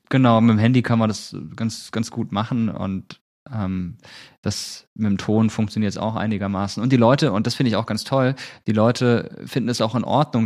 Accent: Malsch, Baden-Württemberg, Germany; moved away as an adult; also born or lived in Rhineland-Palatinate (near Mainz); now in Mainz area, Germany; Geboren bin ich in Baden-Württemberg, in der Nähe von Karlsruhe, in Malsch

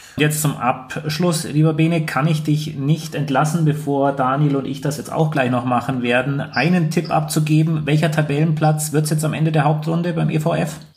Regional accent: Finland; now in Füssen, Germany; ich komme aus Finnland, bin 33 Jahre alt

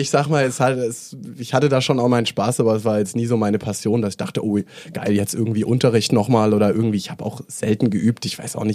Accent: Lake Constance, Germany; also born or lived in Mainz / Stuttgart / Mannheim; now in Berlin, Germany; Gebürtig, gebürtig, Süddeutschland, aufgewachsen am Bodensee.

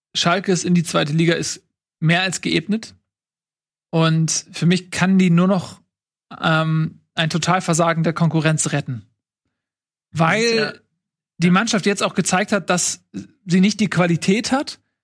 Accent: Hesse, Germany; bei uns in Hessen

